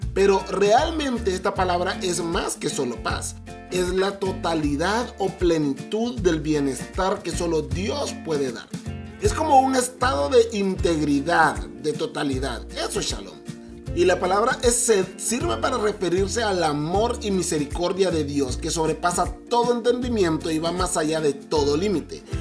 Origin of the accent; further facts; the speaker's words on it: Honduras; moved away as an adult; now in Mexico; Yo soy hondureño, es más, soy 100% catracho, pero casi llevo 7 años viviendo en México